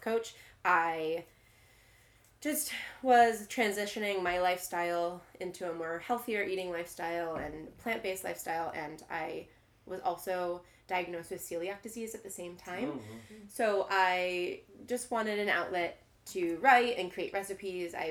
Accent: East Coast, United States; moved away as an adult; also born or lived in Philadelphia; now in St. Louis, United States; I'm originally from the East Coast

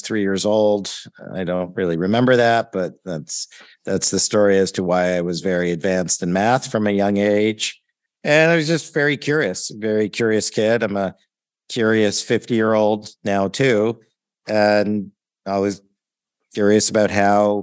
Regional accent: Ontario, Canada; also born or lived in Toronto / Oakville / Sarnia / London, Ontario; So I grew up in Ontario, Canada, born in Toronto and grew up in smaller cities west of there, Oakville, Ontario, Sarnia, Ontario, right on the border with Michigan, and then London, Ontario

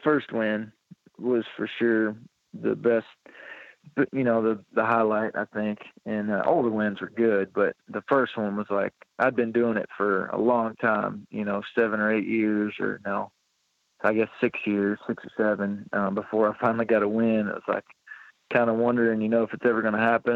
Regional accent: Flaherty, Kentucky, United States; also born or lived in Louisville, Kentucky; born in Louisville, Kentucky, but I've lived in Flaherty, Kentucky, my whole life

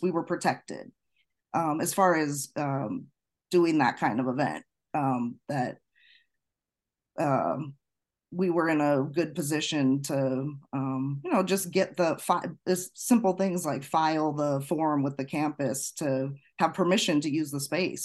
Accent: Chicago suburbs, Illinois, United States; I grew up in the Chicago suburbs

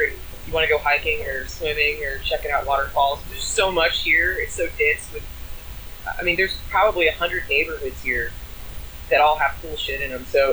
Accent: Jacksonville, Florida, United States; moved away as an adult; also born or lived in St. Augustine, Florida; now in Portland, United States; I'm from Jacksonville, but I had a tattoo shop in St. Augustine, Florida

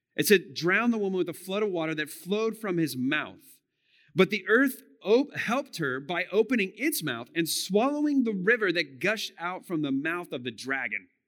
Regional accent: United States; we as American Christians

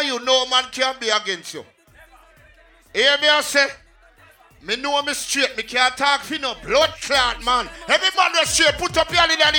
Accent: Jamaica; I'm a Jamaican and I'm proud.

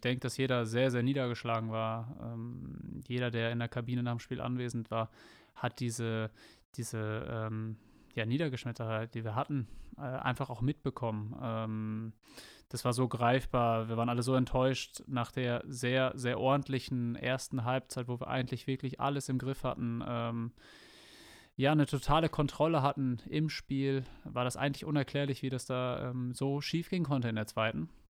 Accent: Bad Bentheim, Lower Saxony, Germany; also born or lived in Enschede, Netherlands; now in Sandhausen, Germany; mein Heimatort ist, wie gesagt, sehr nah äh, gelegen

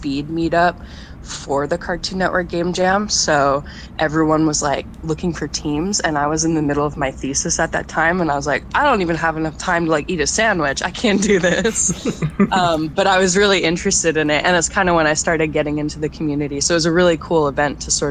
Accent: Portland, Oregon, United States; I grew up in Portland

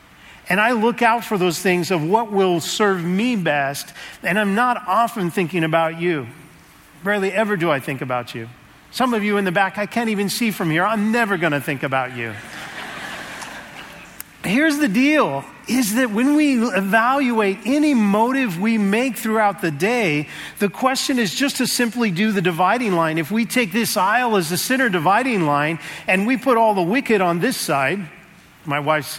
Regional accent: Seattle, Washington, United States; moved away; So I'm from Seattle. I just moved here about a month ago.

